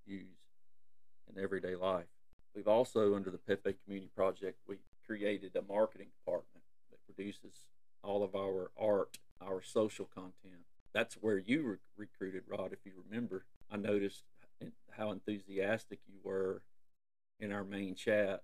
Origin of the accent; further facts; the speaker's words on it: Alabama, United States; I'm from Alabama, and, you know, there's no secret. You can hear it in my voice, either Alabama, Mississippi, or Georgia